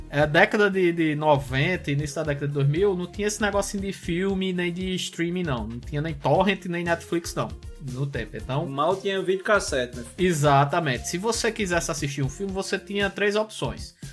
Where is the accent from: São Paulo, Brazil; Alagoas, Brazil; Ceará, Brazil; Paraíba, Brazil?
Paraíba, Brazil; Solânea; Ah, eu nunca falei nem, eu sou de Solânia, pô.